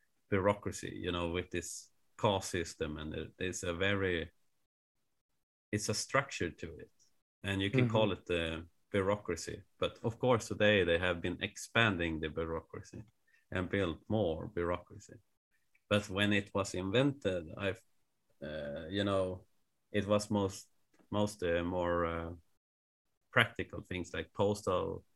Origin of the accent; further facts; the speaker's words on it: Sweden; I'm from Sweden